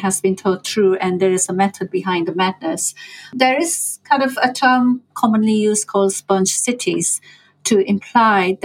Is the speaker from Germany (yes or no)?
no; India; moved away; I grew up in India